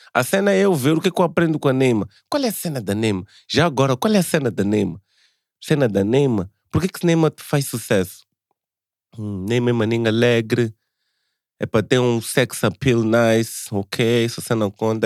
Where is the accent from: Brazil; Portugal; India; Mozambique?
Mozambique; sou moçambicano